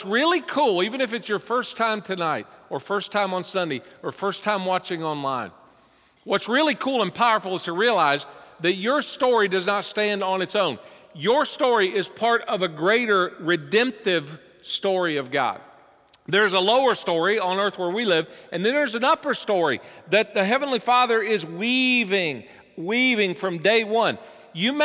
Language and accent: English; the South, United States; moved away as an adult; now in Cincinnati, United States; with my accent, when I first moved here, people say, you're not from around here, are you? No. How did you know? I know you're from the South